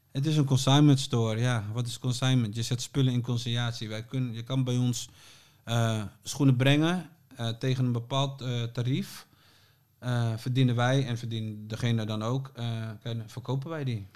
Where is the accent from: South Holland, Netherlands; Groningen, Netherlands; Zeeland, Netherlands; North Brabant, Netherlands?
Groningen, Netherlands; now in Amsterdam, Netherlands; En ik woonde al in Amsterdam, want we komen allebei uit Groningen